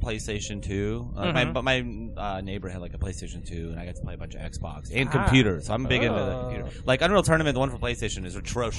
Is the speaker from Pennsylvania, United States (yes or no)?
yes; Pennsylvania, United States; Of Pennsylvania.